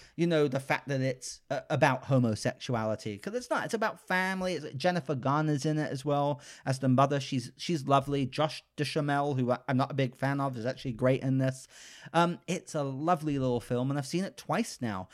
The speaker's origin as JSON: {"language": "English", "country": "United Kingdom", "tie": "born or raised there", "moved": "yes", "said": "I'm British, so I grew up with Paddington"}